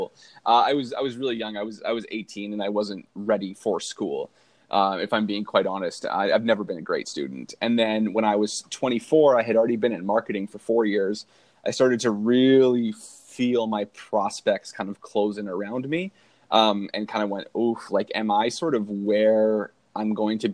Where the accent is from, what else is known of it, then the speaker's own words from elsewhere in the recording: Canada; being Canadian